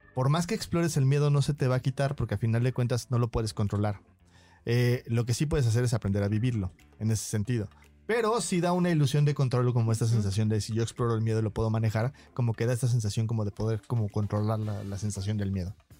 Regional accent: Mexico

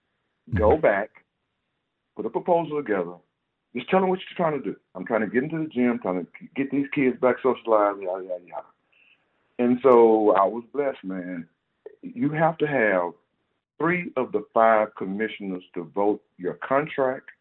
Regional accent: Houston, Texas, United States; I'm from Third Ward.

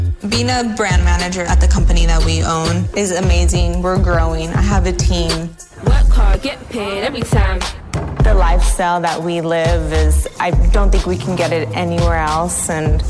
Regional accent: United States; moved away as an adult; now in Dubai, United Arab Emirates; I'm Mexican American. I came 8 years ago to Dubai

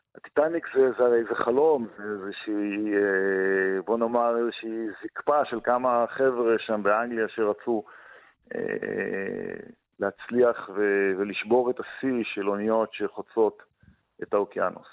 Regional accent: Kibbutz Gvulot, Negev, Southern District, Israel; המרחבים האלה הם המרחבים שלתוכם גדלתי בבדידות גדולה

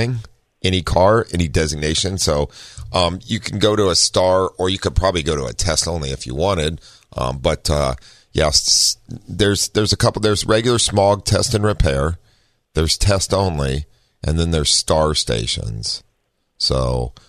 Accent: Ohio, United States; now in California, United States; growing up in Ohio

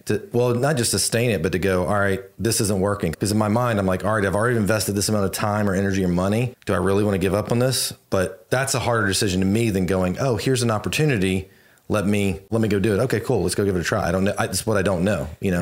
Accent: Virginia, United States; now in Houston, United States; I grew up in Virginia and snow would come

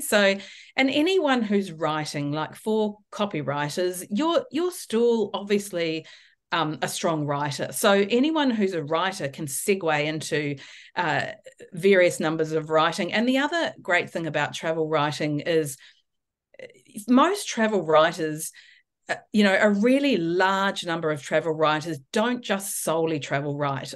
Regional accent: New Zealand; moved away as an adult; now in Australia; I'm obviously originally from New Zealand, so I've been living in Australia for seventeen years.

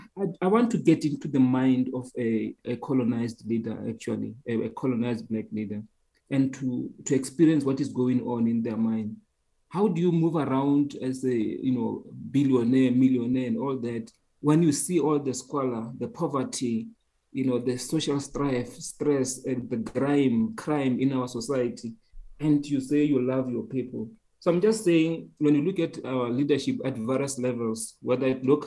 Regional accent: South Africa; the danger of not saying we are Black, we are African, and we just say we are just South African, I think is the most myopic way of looking at the reality of South Africa

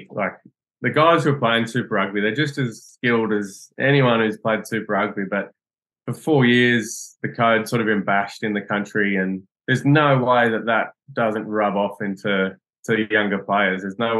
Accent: Australia; moved away as an adult; now in England; apparently I'm still Australian

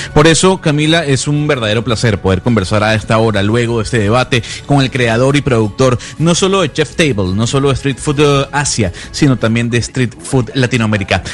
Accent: Venezuela; como venezolano

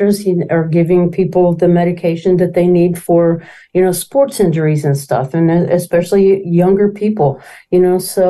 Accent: Danville, Illinois, United States; I was born and raised right here in Danville, and I'm not leaving

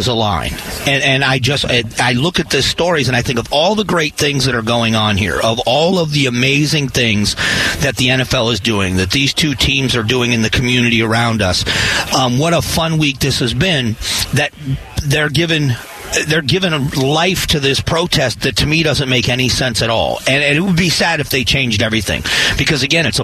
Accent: Florida, United States; I grew up in Florida

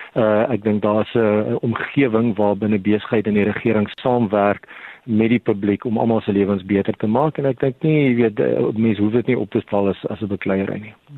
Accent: South Africa; as 'n Suid-Afrikaner

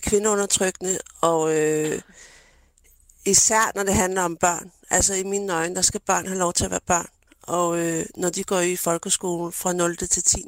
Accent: Denmark; jeg er jo født og opvokset i Danmark

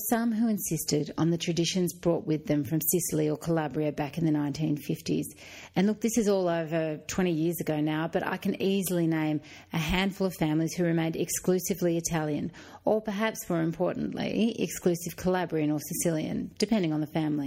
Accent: Australia; we're all Australian now

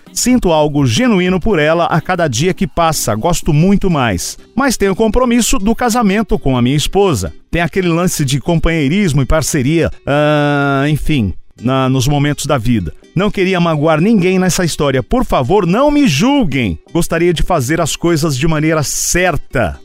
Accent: Juiz de Fora, Minas Gerais, Brazil; sou de Juiz de Fora

